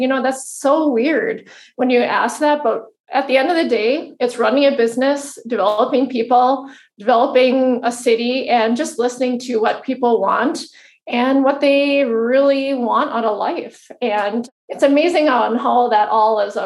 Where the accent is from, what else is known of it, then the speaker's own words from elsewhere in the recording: Fargo, North Dakota, United States; I'm a girl from Fargo, North Dakota. Really small town, and went to school here, grew up here.